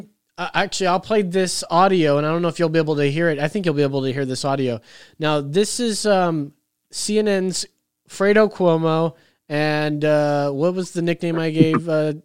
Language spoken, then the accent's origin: English; New York, United States; I'm from New York.